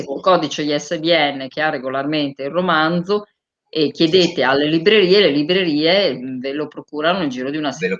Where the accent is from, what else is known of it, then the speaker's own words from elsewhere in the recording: Bologna, Emilia-Romagna, Italy; io sono bolognese